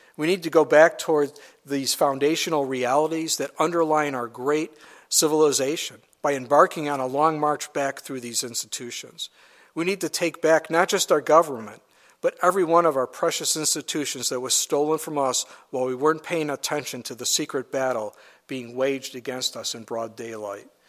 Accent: United States; as an American

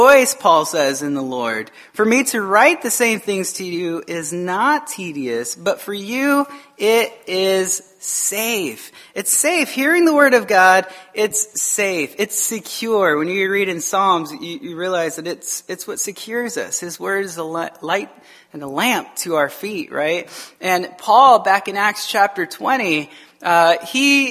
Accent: Tucson, Arizona, United States; I grew up in Tucson, Arizona

